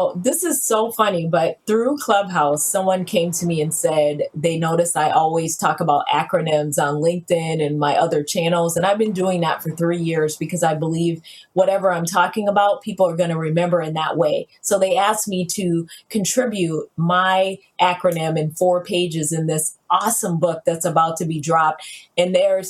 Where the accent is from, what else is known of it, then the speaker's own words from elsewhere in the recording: the South, United States; I'm from the South.